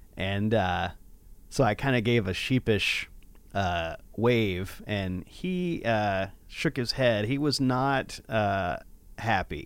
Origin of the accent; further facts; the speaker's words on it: Nashville, Tennessee, United States; I grew up in Nashville